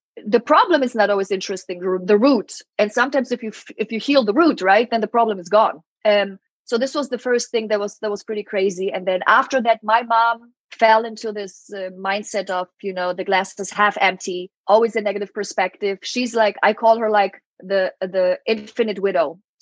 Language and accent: English; Germany; English is a second language; moved away; So I'm from Germany. My mom is Polish, and my mom always spoke Polish to me